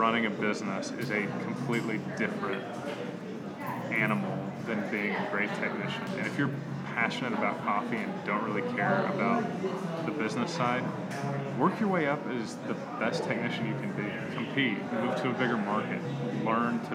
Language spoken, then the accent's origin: English; Tulsa, Oklahoma, United States; also born or lived in Chicago / Kansas City; I grew up here. It's my hometown